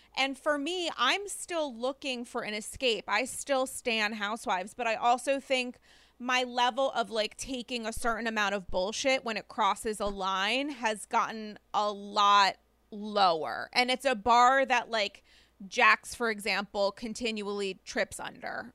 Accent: New York, United States; as a New Yorker

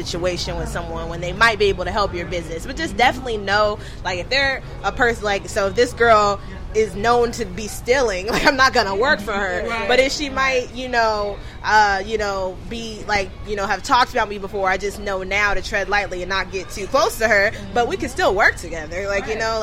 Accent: Atlanta, Georgia, United States; I'm from Atlanta. I'm from Bankhead

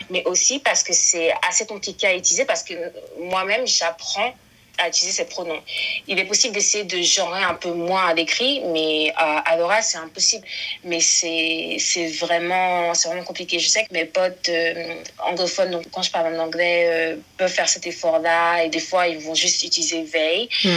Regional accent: France; je suis ivoirienne née euh, en France.

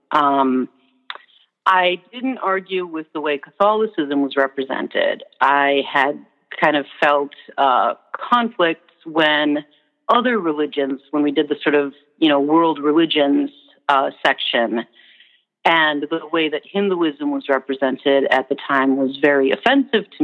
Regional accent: Minnesota, United States; accent: Minnesotan; also born or lived in New Orleans / United Kingdom

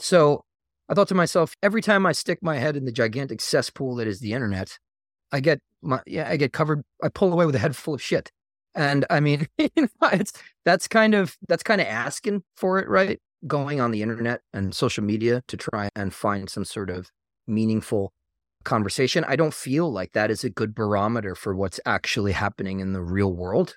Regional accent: Long Island, New York, United States; moved away as an adult; now in North Carolina, United States; I grew up on Long Island

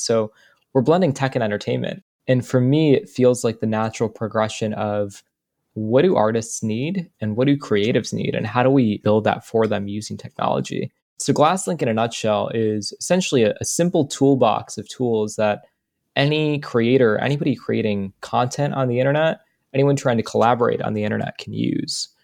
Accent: United States; as an American

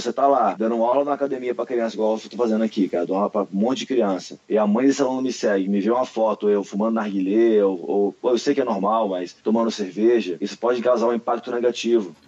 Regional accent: Brasília, Federal District, Brazil; moved away as an adult; also born or lived in El Paso, United States; now in New York, United States; sou de Brasília, capital, e tô morando em Nova York hoje

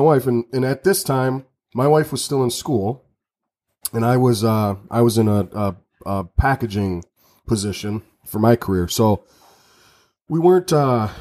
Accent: Redford, Michigan, United States; also born or lived in Mount Pleasant, Michigan; I was born and raised in the East Side, Detroit area in Redford. And then, I moved to Mount Pleasant when I was like 16, 17 years old

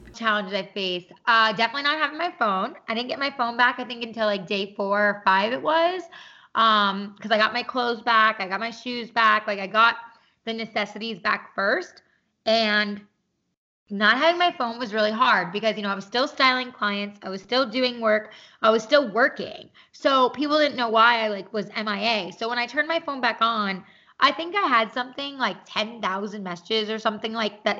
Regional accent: New York, United States; moved away as an adult; now in Los Angeles, United States; I am originally from New York.

